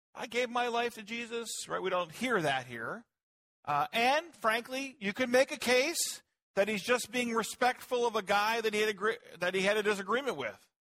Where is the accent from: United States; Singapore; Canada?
United States; now in Virginia, United States; I'm an American